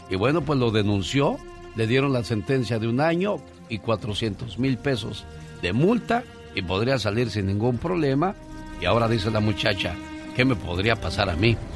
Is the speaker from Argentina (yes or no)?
no; Michoacán, Mexico; moved away